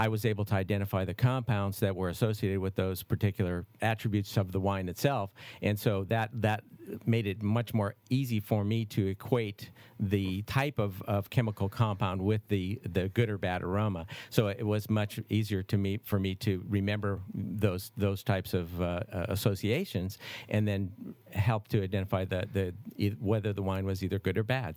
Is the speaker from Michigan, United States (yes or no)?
yes; Detroit, Michigan, United States; also born or lived in Los Angeles; now in Napa Valley, United States; I'm originally from Detroit